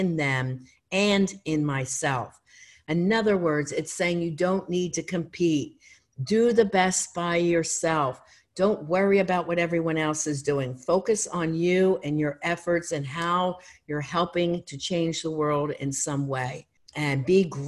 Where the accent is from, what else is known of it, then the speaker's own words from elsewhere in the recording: Philadelphia, Pennsylvania, United States; moved away; also born or lived in Erie, Pennsylvania; I'm not from there, I'm from Philadelphia